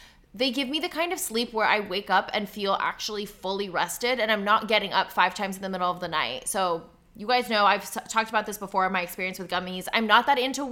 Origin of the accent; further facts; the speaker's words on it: New Jersey, United States; I'm like from New Jersey